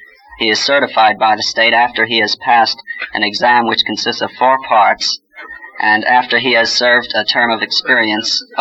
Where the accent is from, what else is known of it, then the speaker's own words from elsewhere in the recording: Long Beach, California, United States; moved away as an adult; I'm from Long Beach